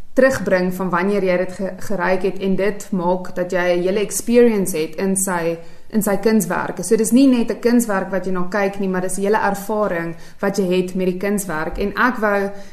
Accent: Vereeniging, Gauteng, South Africa; also born or lived in Pretoria, South Africa; now in Queenstown, South Africa; ek's oorspronklik van Vereniging af.

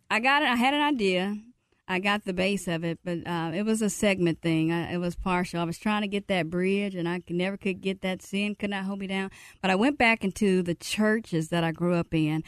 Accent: Mississippi, United States; I'm from Mississippi.

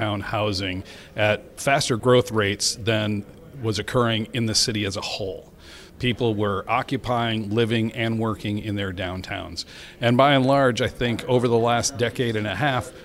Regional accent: Detroit, Michigan, United States; I grew up in the Detroit metro area

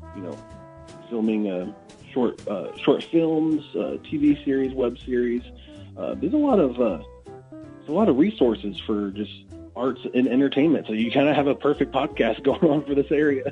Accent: Athens, Illinois, United States; also born or lived in Springfield, Illinois; I grew up in Athens, just 20 minutes uh, just north of here

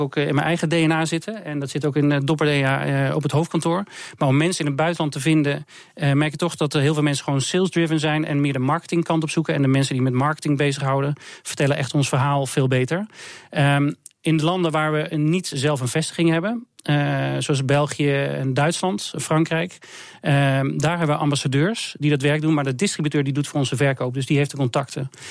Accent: Netherlands; wij als Hollanders zeggen we

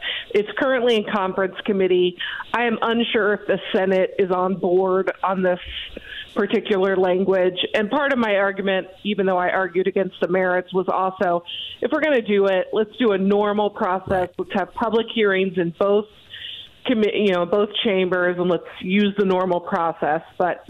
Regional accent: Ohio, United States; I came from Ohio where you could literally drive through a store.

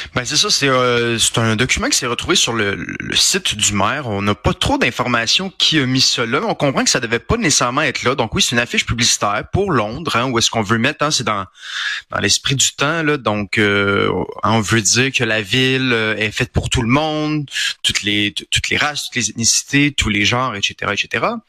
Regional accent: Quebec, Canada; Je suis un Québécois, je suis un francophone.

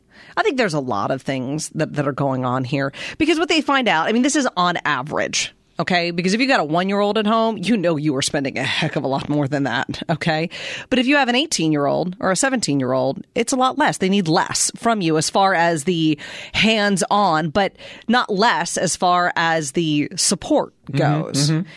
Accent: Pennsylvania, United States; I'm from Pennsylvania.

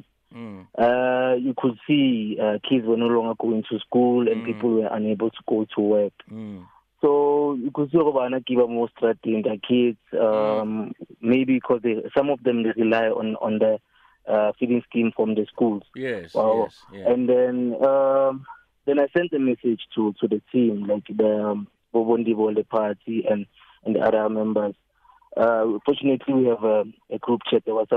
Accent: Soweto, Gauteng, South Africa; I'm from Pimville Zone 9 in Soweto.

